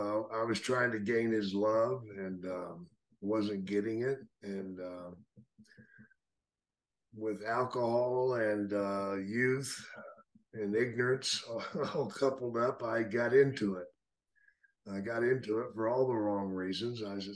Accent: Texas, United States; moved away as an adult; I was raised in Texas.

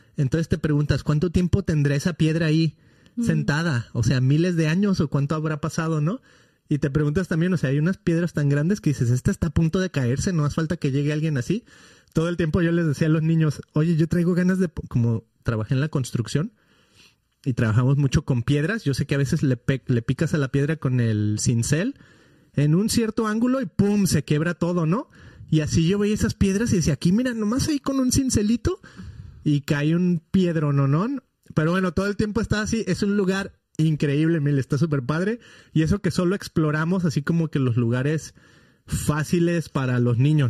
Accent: Guadalajara, Jalisco, Mexico; now in California, United States; somos nosotros de Guadalajara originalmente, que es la segunda ciudad más grande de México

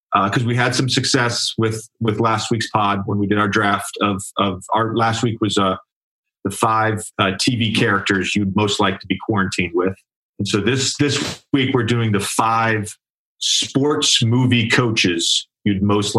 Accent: Virginia, United States; I'm from Virginia.

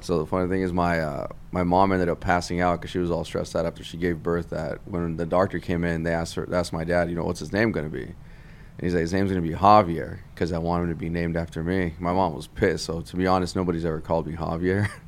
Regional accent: Santa Ana, California, United States; I grew up in Santa Ana, California

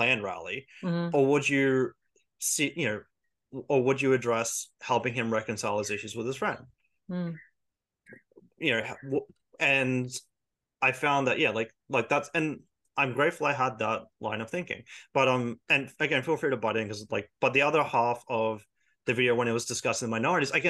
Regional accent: Australia; We do care about our culture, and, you know, we do have a cultural identity, but we don't think of it as white, we think of it as Australian

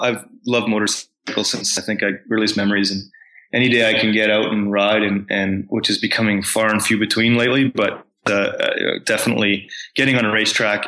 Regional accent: Canada; growing up in Canada was very privileged

